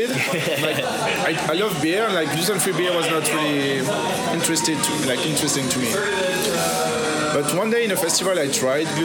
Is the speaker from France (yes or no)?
yes; France; I'm from France. So I was not brewing.